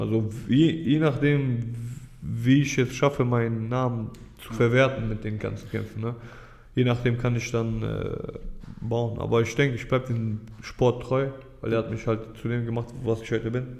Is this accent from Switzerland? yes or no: no; Düsseldorf, North Rhine-Westphalia, Germany; Also ich bin hier aufgewachsen, ich bin Düsseldorfer